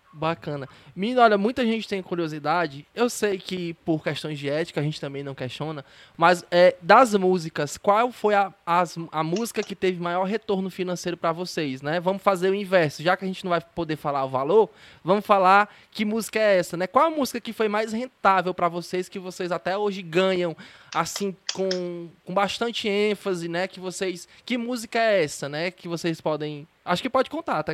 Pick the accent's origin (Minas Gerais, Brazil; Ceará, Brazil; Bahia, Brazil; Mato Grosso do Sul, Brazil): Ceará, Brazil; sou do Ceará